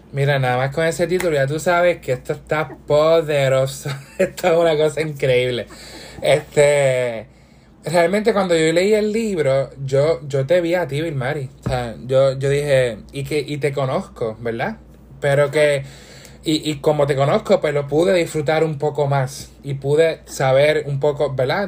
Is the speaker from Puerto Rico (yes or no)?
yes; Puerto Rico; yo quiero estar en mi país ya